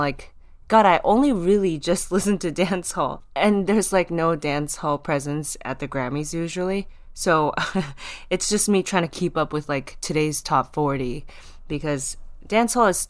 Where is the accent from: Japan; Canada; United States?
Japan; I'm from Japan, I'm half Taiwanese